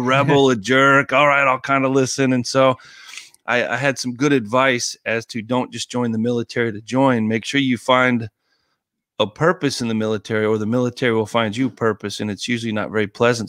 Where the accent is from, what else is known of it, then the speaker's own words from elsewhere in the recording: Colorado Springs, Colorado, United States; moved away; growing up in Colorado Springs